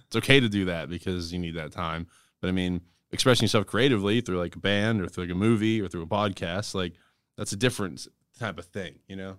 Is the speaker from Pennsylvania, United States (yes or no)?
yes; Johnstown, Pennsylvania, United States; I grew up near Johnstown, right? So I grew up in a small mountain town